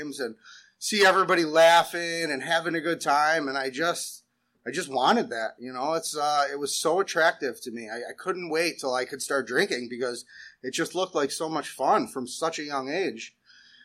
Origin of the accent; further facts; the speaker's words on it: West Seneca, New York, United States; also born or lived in South Buffalo; I was born in South Buffalo. I grew up in West Seneca.